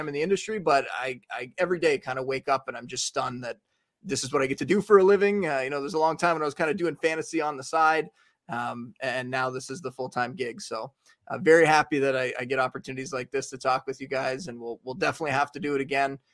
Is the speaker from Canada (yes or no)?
yes; Canada; I was from Canada.